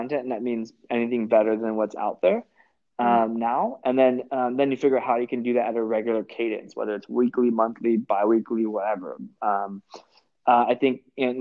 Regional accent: Orange County, California, United States; I'm from Orange County too

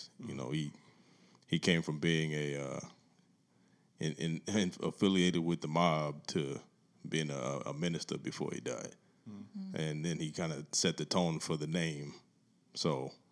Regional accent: New York, United States; I'm a New Yorker

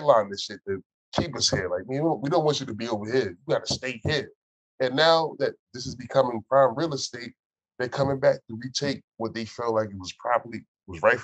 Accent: Orange, New Jersey, United States; I grew up in the Orange neighborhood called the Valley

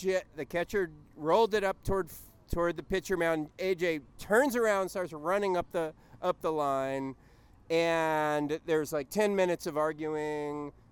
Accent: Southern California, United States; I'm from Southern California

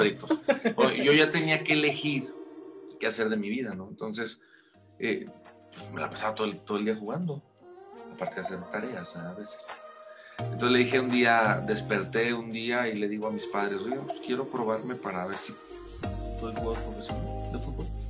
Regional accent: León, Guanajuato, Mexico; nací en León, Guanajuato

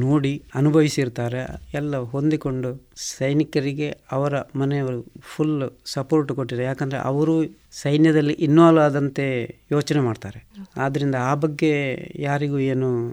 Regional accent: Puttur, Karnataka, India; ನನ್ನ ಹುಟ್ಟೂರು ಇದೇ ಪುತ್ತೂರು ತಾಲೂಕಿನ ಇರ್ದೇ ಗ್ರಾಮದ ಕುಂಜಿಮೂಲೆ ಮನೆ ನಮ್ಮದು

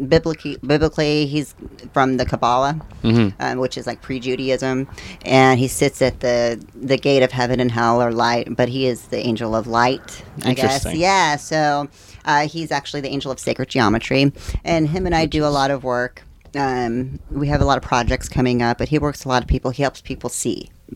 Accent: Kansas, United States; also born or lived in Indiana / Texas; now in Florida, United States; I was born in Indiana, then we moved to Kansas, and then Texas.

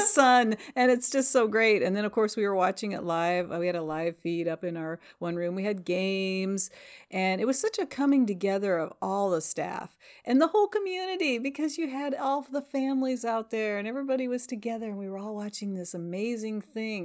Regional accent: Northwest Iowa, United States; also born or lived in Nebraska; now in Washington, Iowa, United States; I'm actually from Northwest Iowa

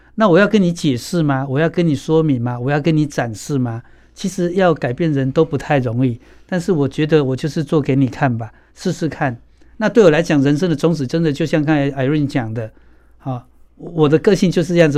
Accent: Kaohsiung, Taiwan; 冈山。我也是冈山诶

